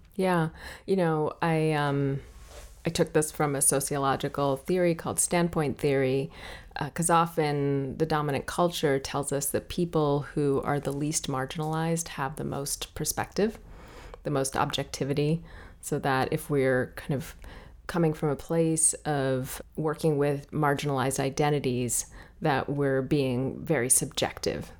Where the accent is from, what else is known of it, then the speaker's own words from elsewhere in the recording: Washington, District of Columbia, United States; also born or lived in Ethiopia; I was born in Ethiopia and raised in Washington, D.C.